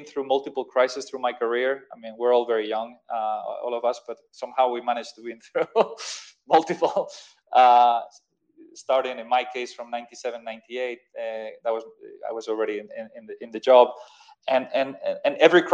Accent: Madrid, Community of Madrid, Spain; moved away as an adult; also born or lived in London, United Kingdom; I'm from Madrid

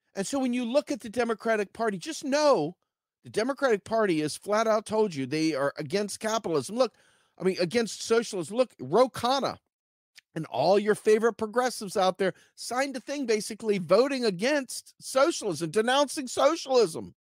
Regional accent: Charles County, Maryland, United States; moved away; back home where I grew up in Charles County, Maryland

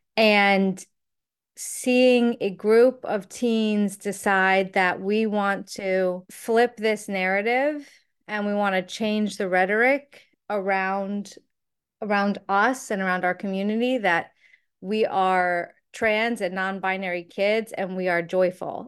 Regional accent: United States; as an American

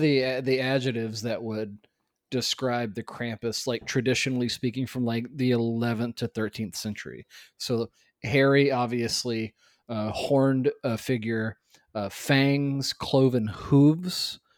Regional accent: Tennessee, United States; growing up in Tennessee

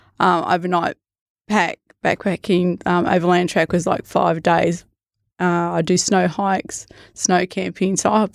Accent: Morwell, Victoria, Australia; where I grew up in Morwell. I'd hike Yarra Valley, Tarra Valley, Wall.

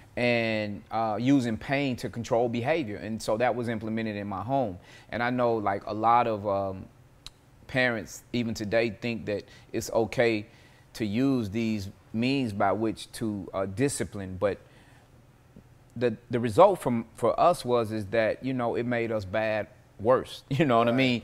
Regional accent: Nashville, Tennessee, United States; I was born, um, in nineteen seventy-one, uh, Hubbard Hospital out south

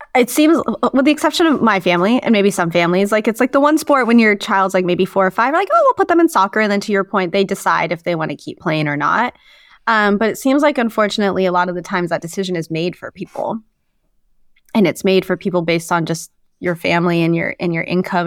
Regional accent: Moscow, Idaho, United States; moved away as an adult; also born or lived in New Orleans, Louisiana; now in Sacramento, United States; that's where I grew up. I grew up in northern Idaho.

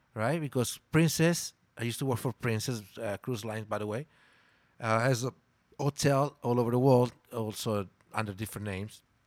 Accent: Milan, Lombardy, Italy; first language Italian; English is a second language; moved away as an adult; also born or lived in Mexico City, Mexico / Playa del Carmen, Mexico; I'm from Milan, Italy

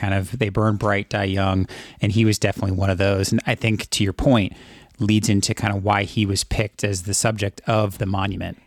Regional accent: California, United States; growing up in California

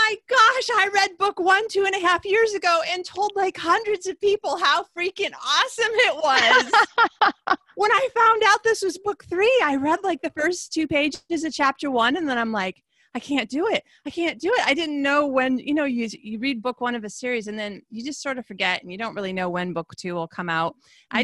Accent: Michigan, United States; now in Sweden; Ohio girl, Michigan girl.

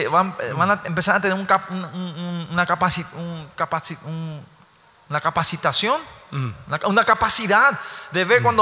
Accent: South Korea; now in Paraguay; Si yo soy coreano, yo soy coreano, ¿no? Vengo a Paraguay

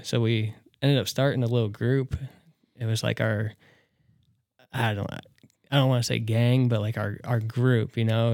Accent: Tilden, Nebraska, United States; also born or lived in Norfolk, Nebraska / Columbus, Nebraska / Neligh, Nebraska; born in Norfolk, raised in Tilden

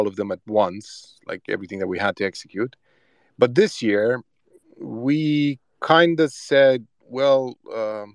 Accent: Transylvania, Romania; we're from Transylvania

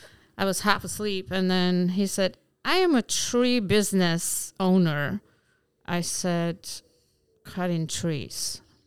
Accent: Albania; English is a second language; moved away as an adult; also born or lived in Bergamo, Italy; now in Alpine, United States; I am from Albania. Okay. And up to 25 years old, stayed there, and then we moved to Italy until I was 34, and then came to America.

